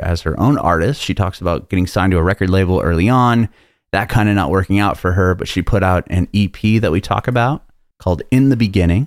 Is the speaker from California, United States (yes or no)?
yes; San Diego, California, United States; moved away as an adult; now in Nashville, United States; I'm a California kid, born and raised there. I lived there my whole life up until about a year ago.